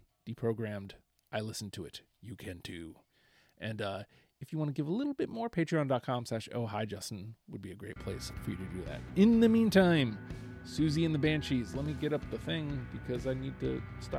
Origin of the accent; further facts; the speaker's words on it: Canada; I'm Canadian, eh?